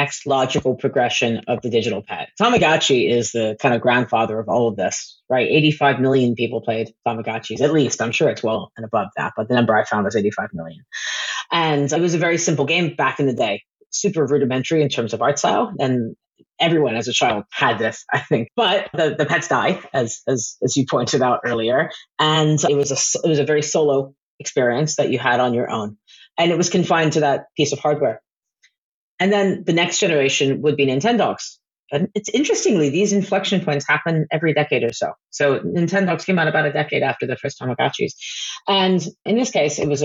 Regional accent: United States; moved away as an adult; also born or lived in San Francisco / Los Angeles / New York; now in United Kingdom; as an American coming over here

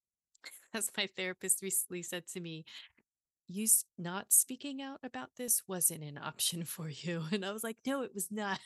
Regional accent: the South, United States; growing up in the South

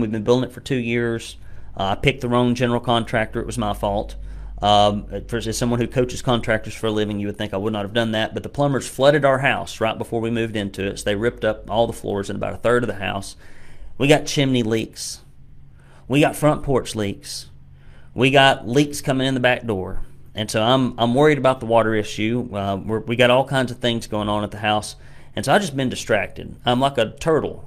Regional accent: Hamilton County, Tennessee, United States; I am from Hamilton County

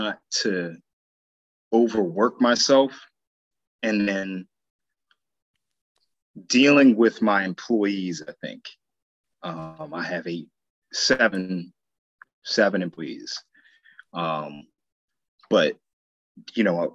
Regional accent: Sayreville, New Jersey, United States; moved away as an adult; also born or lived in Georgia / Philadelphia; I'm from New Jersey, Sayreville, New Jersey. High school there. That's pretty much where I did most of my growing up.

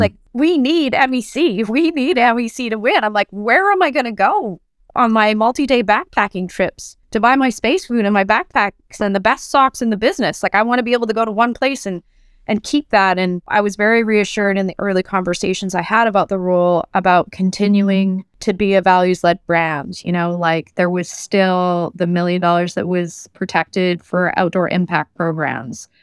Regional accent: Vancouver, British Columbia, Canada; moved away as an adult; also born or lived in United Kingdom / France; I'm Canadian born and raised in Vancouver, although I lived abroad for, for years.

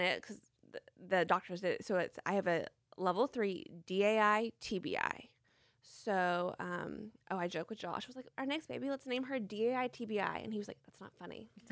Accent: Franklin, Tennessee, United States; I was born and raised in Franklin, Tennessee

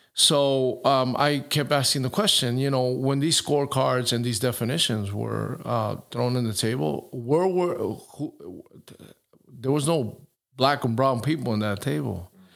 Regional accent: New York, United States; moved away; my neighborhood where I was born and raised in New York

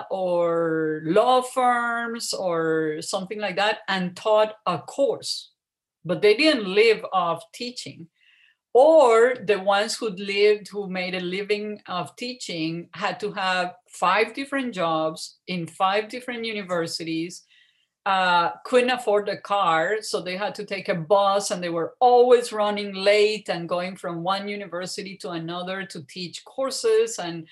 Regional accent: Colombia; moved away as an adult; also born or lived in Ohio / San Antonio; growing up in Colombia and even going to college in Colombia

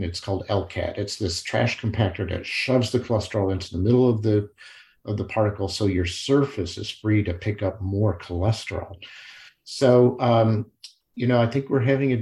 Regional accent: Kankakee, Illinois, United States; moved away; in my hometown, where I grew up as a kid from fourth grade through high school, Kankakee, Illinois

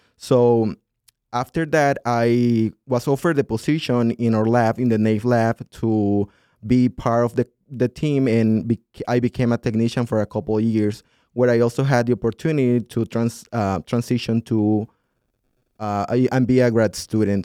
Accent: southern Honduras, Honduras; moved away as an adult; now in Minnesota, United States; I grew up in a city that's, um, very well developed for agriculture in this southern part of Honduras

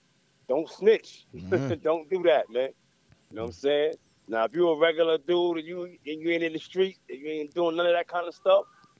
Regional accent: New York City, New York, United States; moved away as an adult; now in Atlanta, United States; Born and raised in the Bronx.

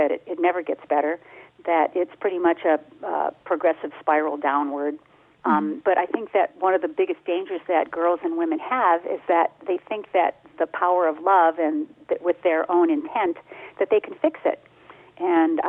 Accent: Detroit, Michigan, United States; moved away; The part I grew up in Detroit

